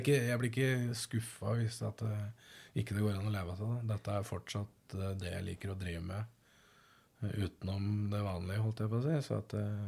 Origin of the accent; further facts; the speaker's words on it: Østfold, Norway; moved away; also born or lived in London; Jeg er oppvokst i Østfold